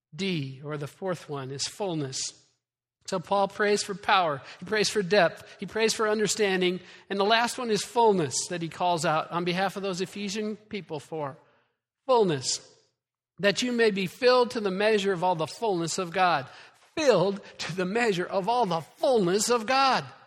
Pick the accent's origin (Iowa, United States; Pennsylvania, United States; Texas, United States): Iowa, United States; moved away; I'm from Iowa.